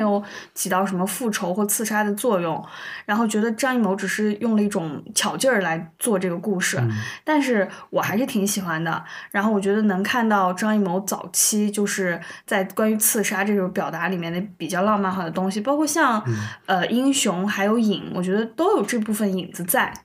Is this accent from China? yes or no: yes; China; 知道我们中国人的这个点到底在哪里。